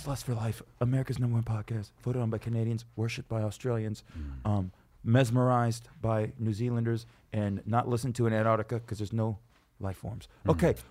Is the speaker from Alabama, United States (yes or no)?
no; Dallas, Texas, United States; Yeah, I was born and raised in Dallas.